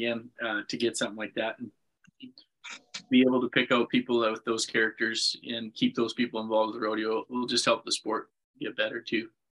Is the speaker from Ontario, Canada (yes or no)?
no; Manitoba, Canada; I mean, I say this story a bunch, but the very first bull riding I went to was a Cody Snyder bull busting in Winnipeg.